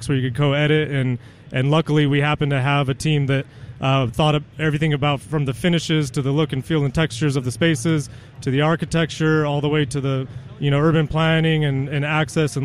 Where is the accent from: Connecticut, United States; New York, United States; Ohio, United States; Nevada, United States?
Nevada, United States; Reno; born and raised in Reno